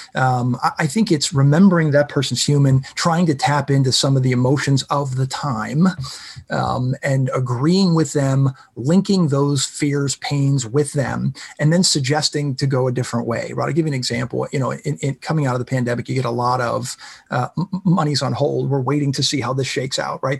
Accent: Pittsburgh, Pennsylvania, United States; I'm from Pittsburgh

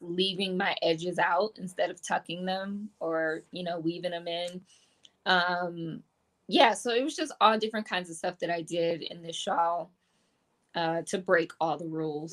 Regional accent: Detroit, Michigan, United States; I grew up in Detroit. I grew up in the city.

